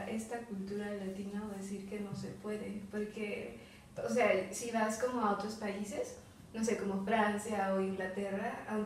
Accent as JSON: {"language": "Spanish", "country": "Mexico"}